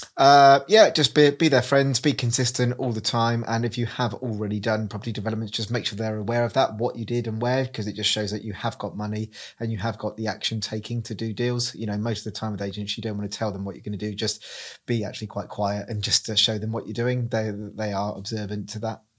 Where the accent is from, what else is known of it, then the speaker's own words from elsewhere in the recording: Reading, South East England, United Kingdom; moved away as an adult; now in Cornwall, United Kingdom; I'm originally from Reading, moved to Cornwall nine years ago